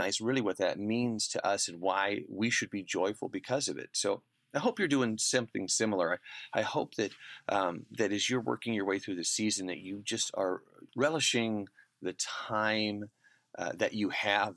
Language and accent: English; Portland, Oregon, United States; it's about the same distance from Seattle as my hometown, Portland.